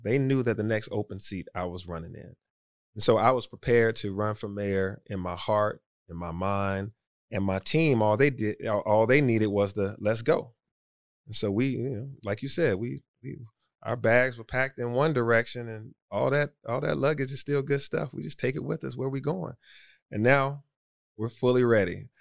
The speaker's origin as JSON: {"language": "English", "town": "Atlanta", "region": "Georgia", "country": "United States", "tie": "born or raised there", "said": "I grew up in Atlanta that was clearly identified as predominantly black"}